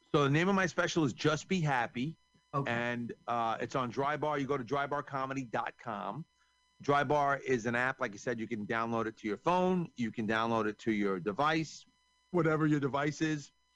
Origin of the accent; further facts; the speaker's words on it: New York, United States; I'm from New York